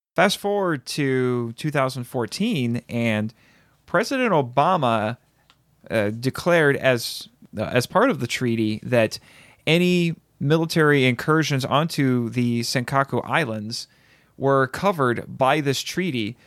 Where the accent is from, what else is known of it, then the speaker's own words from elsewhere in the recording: United States; as an American